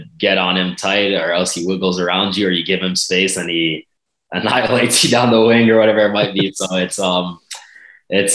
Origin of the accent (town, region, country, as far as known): Canada